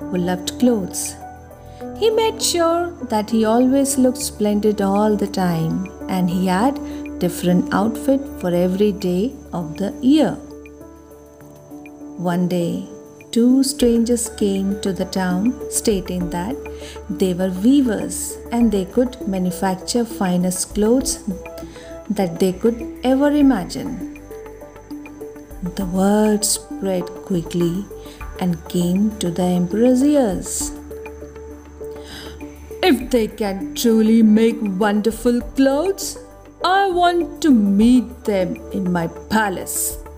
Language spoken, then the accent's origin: English; India; from India. I am a kindergarten teacher by profession